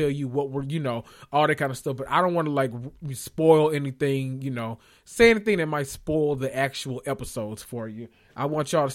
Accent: the South, United States; we're from the South

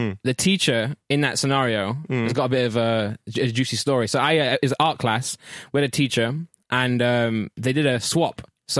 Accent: South Normanton, East Midlands, United Kingdom; born or raised there

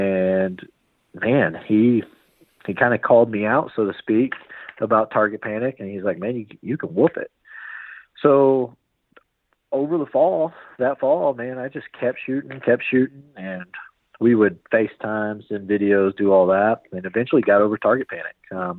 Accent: Norman, Oklahoma, United States; I am from Norman, Oklahoma, otherwise known as God's Country.

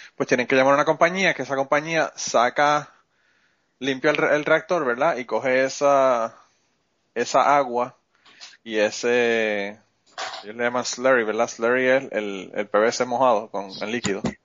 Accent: Puerto Rico; now in United States; Nosotros somos boricuas

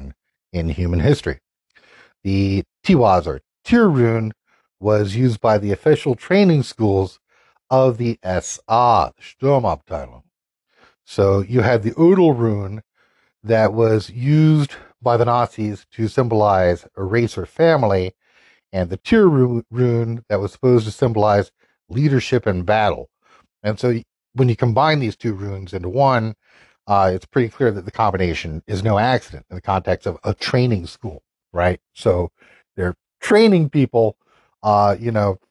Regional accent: North Carolina, United States; based here in my home state of North Carolina

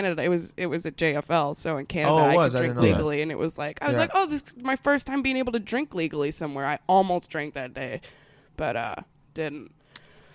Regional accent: Anaheim, California, United States; also born or lived in Minnesota / Santa Ana, California; I grew up in, I was born in Minnesota, but I was adopted when I was 2 days old, and I grew up in Orange County, California

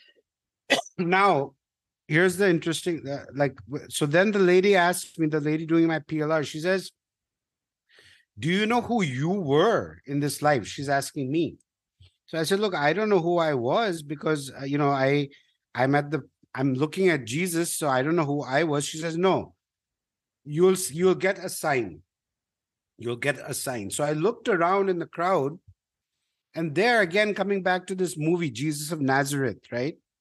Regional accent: India; I'm a Indian

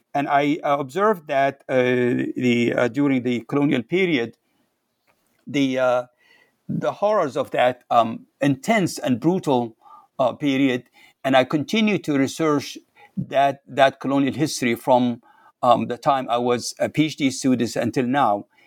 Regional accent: Libya; English is a second language; moved away as an adult; also born or lived in Cairo, Egypt / Seattle, United States; now in United States; I'm from Libya, originally from Libya

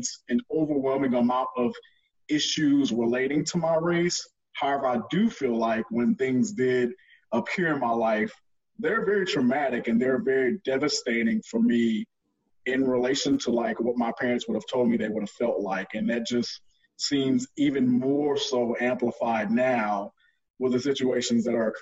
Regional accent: Port Arthur, Texas, United States; moved away as an adult; also born or lived in Houston, Texas / Oklahoma / Dallas, Texas; I was originally born in Houston, but I was raised in Port Arthur

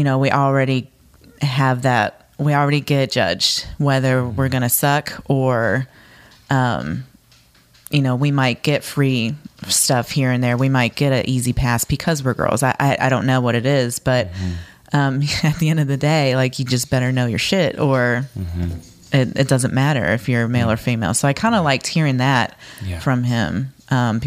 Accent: Fort Wayne, Indiana, United States; moved away as an adult; also born or lived in Louisville, Kentucky; now in Nashville, United States; I'm from Fort Wayne, Indiana

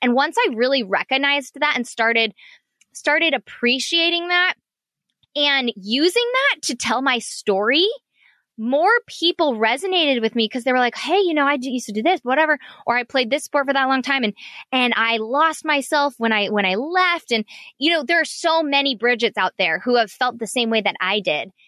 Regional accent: Orange County, California, United States; also born or lived in San Diego; I grew up in Orange County

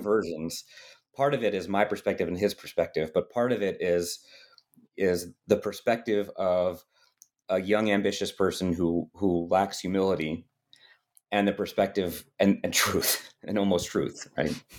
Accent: United States; I had white skin and was from America

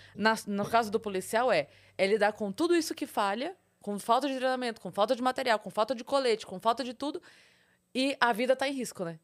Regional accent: Sorocaba, São Paulo, Brazil; eu sou de Sorocaba

